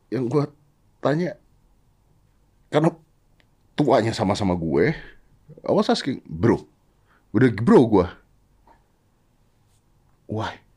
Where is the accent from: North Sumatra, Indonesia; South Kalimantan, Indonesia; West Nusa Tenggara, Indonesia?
South Kalimantan, Indonesia; Banjarmasin; gue dari Banjarmasin gue